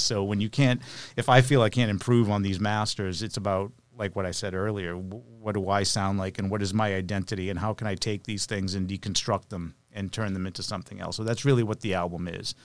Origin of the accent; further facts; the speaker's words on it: Lowell, Massachusetts, United States; now in Nashville, United States; I'm from Lowell, so it was a good central location